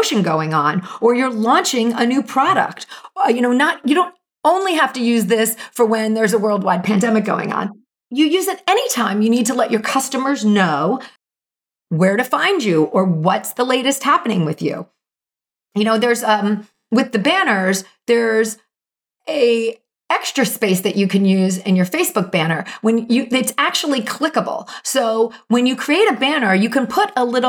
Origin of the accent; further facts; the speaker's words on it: New Jersey, United States; moved away; also born or lived in Brooklyn, New York; I am from Jersey and I know good pizza. And I did my many year stint in Brooklyn